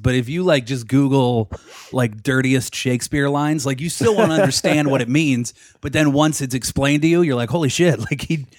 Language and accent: English; Pittsburgh, Pennsylvania, United States; moved away; also born or lived in New York; I grew up in Pittsburgh.